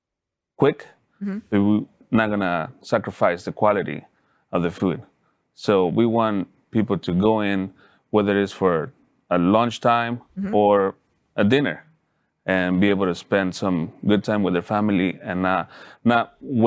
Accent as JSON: {"language": "English", "region": "Mexico City", "country": "Mexico", "tie": "born or raised there", "second_language": "English", "moved": "yes", "lives_now": "Dallas, United States", "said": "I grew up in Mexico City, and part of my family do barbacoa."}